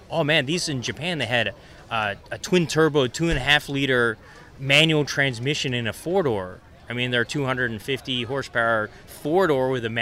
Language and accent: English; New Zealand; moved away; I'm actually a New Zealander